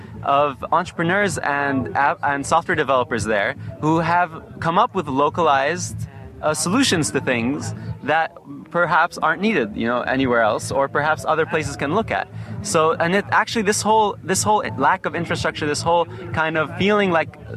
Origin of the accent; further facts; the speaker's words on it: Lebanon; I'm from Lebanon